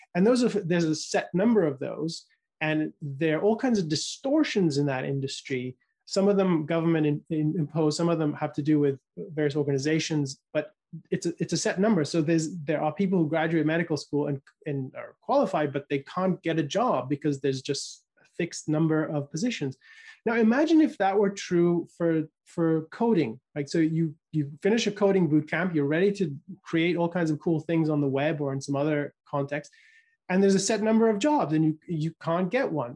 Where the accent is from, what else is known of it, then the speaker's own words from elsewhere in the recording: United Kingdom; I was growing up in the United Kingdom